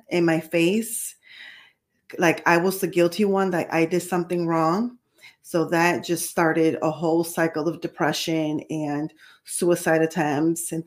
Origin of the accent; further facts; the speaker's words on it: New York City, New York, United States; also born or lived in Puerto Rico; So I was born in New York City, and then we left. We relocated to Puerto Rico, and then years later ended up relocating back to New York.